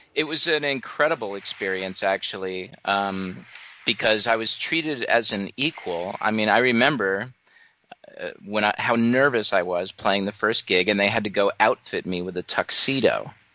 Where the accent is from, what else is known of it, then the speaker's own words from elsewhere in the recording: Atlantic Highlands, New Jersey, United States; I grew up in Atlantic Highlands, New Jersey.